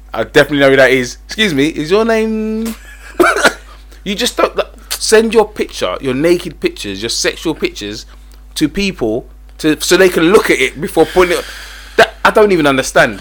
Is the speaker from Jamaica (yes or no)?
no; England, United Kingdom; I'm English.